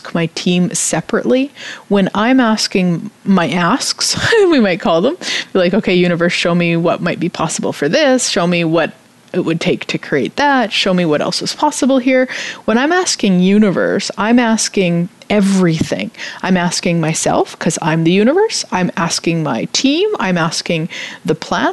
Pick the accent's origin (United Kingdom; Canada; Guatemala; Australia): Canada; I'm Canadian